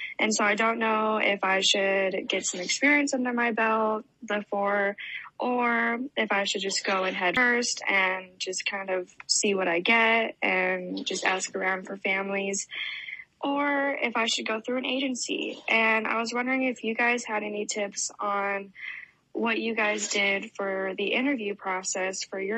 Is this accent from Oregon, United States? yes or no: yes; Oregon, United States